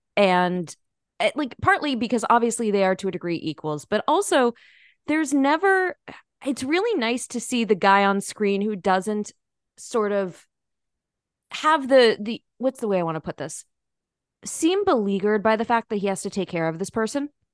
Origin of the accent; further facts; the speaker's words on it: United States; I'm American